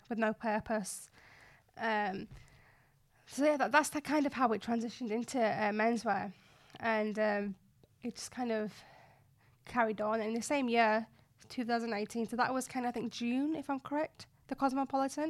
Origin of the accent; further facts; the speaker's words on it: Bradford, Yorkshire and the Humber, United Kingdom; moved away as an adult; also born or lived in Nottingham; I, um, grew up in Bradford, West Yorkshire. So I'm a Bradfordian